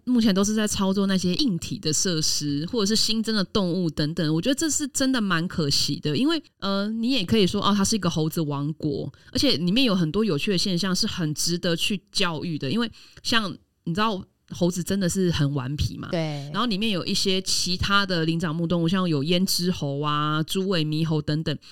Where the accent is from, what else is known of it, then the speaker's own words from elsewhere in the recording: Taiwan; 我们台湾人很怕丢脸，我们每次去国外都会很遵守国外的规则